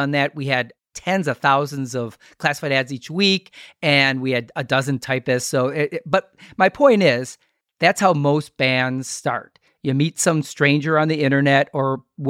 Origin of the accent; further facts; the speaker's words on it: Milwaukee, Wisconsin, United States; We're from Milwaukee